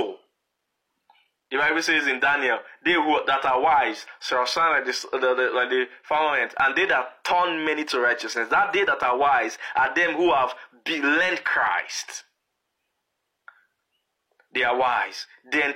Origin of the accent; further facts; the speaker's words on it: Lagos, Nigeria; moved away as an adult; now in Canada; When we were growing up in Lagos